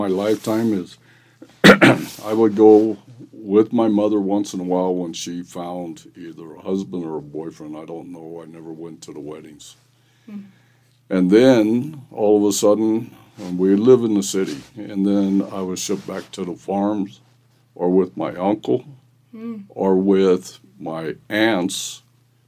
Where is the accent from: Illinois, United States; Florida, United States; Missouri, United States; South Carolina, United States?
Missouri, United States; Bonne Terre; I was born in Bon Terre, Missouri in 1952, and I grew up in a family that were farmers, stuff like that, and so raised on a farm quite a bit